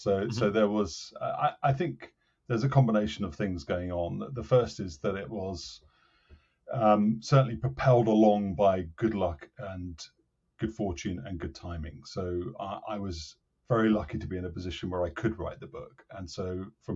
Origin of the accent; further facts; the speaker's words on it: Cambridge, East of England, United Kingdom; I come from Cambridge in the UK, so where I live with my family